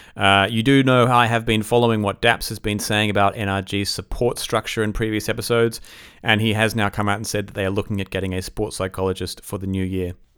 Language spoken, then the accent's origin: English; Australia; I'm Australian